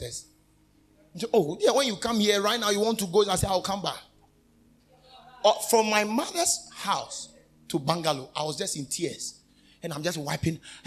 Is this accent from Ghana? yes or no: yes; Ghana; born or raised there